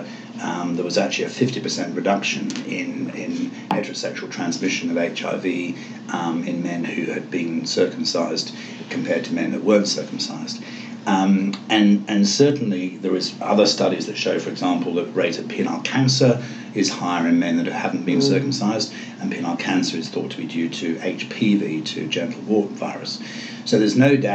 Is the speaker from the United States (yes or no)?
no; England, United Kingdom; moved away; I come from England.